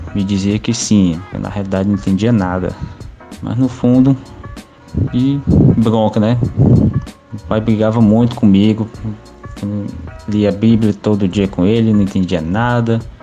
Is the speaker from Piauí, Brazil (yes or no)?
yes; Teresina, Piauí, Brazil; Sou de Teresina, Piauí